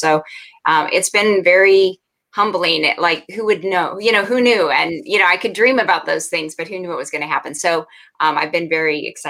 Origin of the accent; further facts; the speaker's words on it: Vancouver, Washington, United States; I'm from Vancouver, Washington, which is right across the border from Portland, Oregon. So I'm close to Oregon.